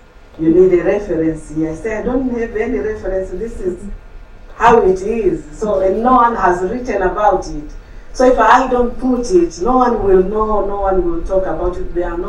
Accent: Tanzania; I'm from Tanzania, and I've lived there all my life

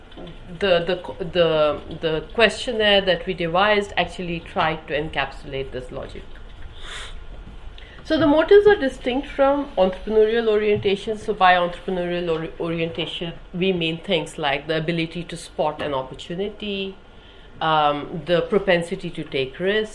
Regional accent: India; moved away as an adult; now in United Kingdom; I grew up in India

